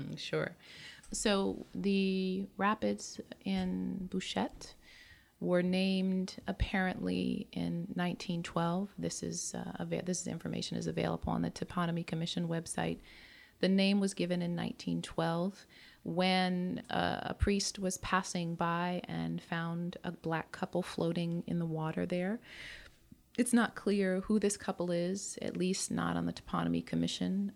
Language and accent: English; United States; moved away as an adult; now in Montreal, Canada; As an American